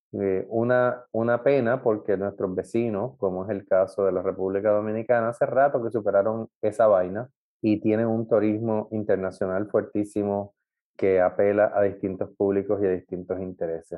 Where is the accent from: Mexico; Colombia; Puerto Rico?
Puerto Rico; todos los puertorriqueños